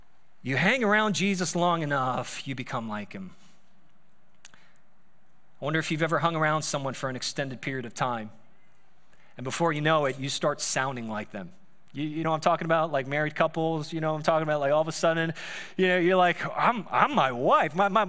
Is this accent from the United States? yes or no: yes; Staten Island, New York, United States; like I grew up in Staten Island all my life, and then all of a sudden I'm like in Ohio.